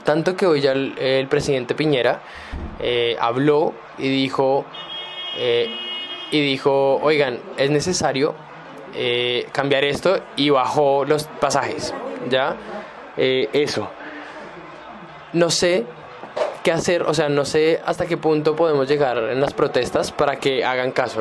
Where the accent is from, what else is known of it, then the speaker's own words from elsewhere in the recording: Bogotá, Colombia; now in Santiago, Chile; yo que soy colombiano y en Bogotá no tenemos metro